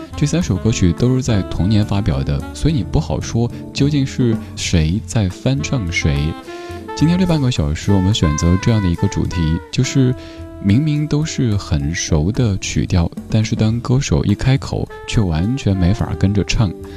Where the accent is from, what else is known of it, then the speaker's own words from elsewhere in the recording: Sichuan, China; accent: Sichuanese; 我家乡话四川话